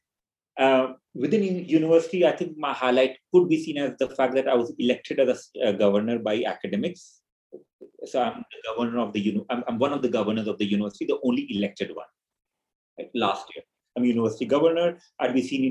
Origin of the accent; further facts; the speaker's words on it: eastern India, India; moved away as an adult; also born or lived in Nepal; now in United Kingdom; I grew up in what's Eastern India, different provinces of Eastern India. I had my early education there. Then I came to the UK in 1997 for my master's.